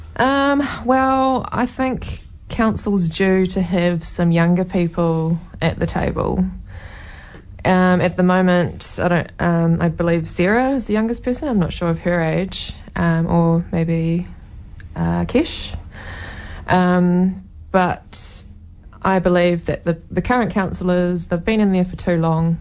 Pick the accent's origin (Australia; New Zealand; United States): New Zealand; Taranaki; also born or lived in Waikato / Cambridge, New Zealand; now in Hamilton, New Zealand; I grew up in Taranaki in a small coastal town, and we moved up to the Waikato in 1998.